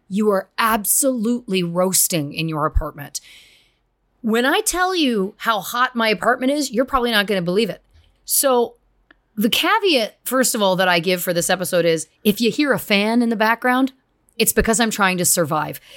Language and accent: English; Canada; we're still being very Canadian